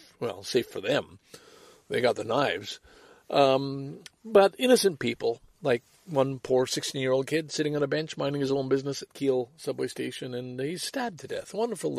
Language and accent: English; Salaberry-de-Valleyfield, Quebec, Canada; also born or lived in Sorel, Quebec / Scarborough, Ontario; now in Toronto, Canada; growing up in Valleyfield, and we were in Valleyfield because, you know, the dredging needed to be done for the Beauharnois Canal, which is why my father's company got the contract, and that's why we moved from Sorel to Valleyfield in 1949.